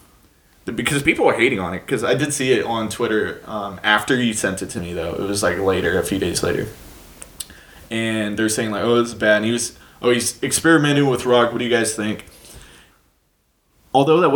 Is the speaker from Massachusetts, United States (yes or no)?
no; California, United States; growing up in California, Coachella has always been a thing